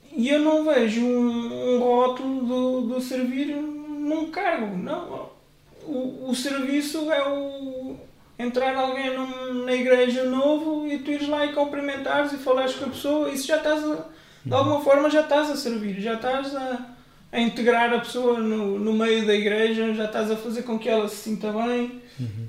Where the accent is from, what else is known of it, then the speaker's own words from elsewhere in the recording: Benavente, Santarém District, Portugal; also born or lived in Coimbra / Águeda; now in Ourém, Portugal; Nasci em Coimbra, vivi muitos anos em Benavente, pertenci à Assembleia de Deus de Benavente.